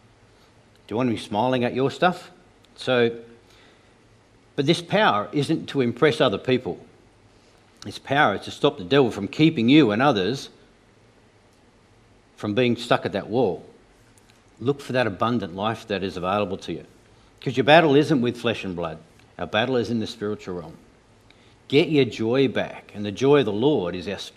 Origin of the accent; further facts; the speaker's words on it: Tasmania, Australia; I grew up in Tasmania.